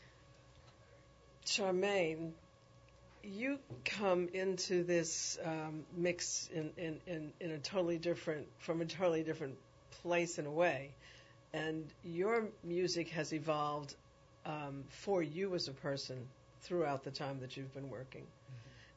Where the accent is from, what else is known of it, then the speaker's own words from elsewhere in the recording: New York City, New York, United States; I grew up in the Bronx